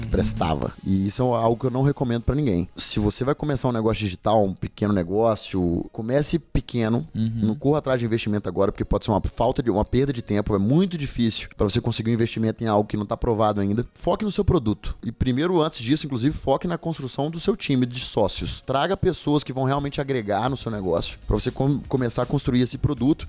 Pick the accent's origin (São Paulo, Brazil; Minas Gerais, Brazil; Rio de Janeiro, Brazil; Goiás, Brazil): Minas Gerais, Brazil; Governador Valadares; lá na minha cidade de Natal, que é Governador Valadares